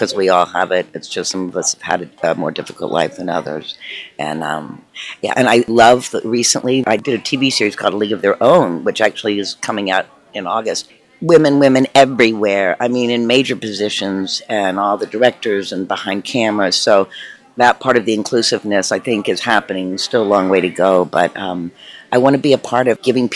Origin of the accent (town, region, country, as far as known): Tennessee, United States; born or raised there; moved away